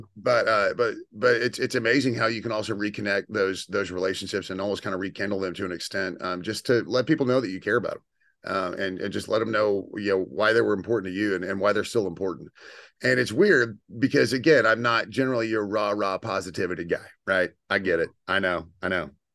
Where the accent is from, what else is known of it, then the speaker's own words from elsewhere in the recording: Houston, Texas, United States; born and raised in Texas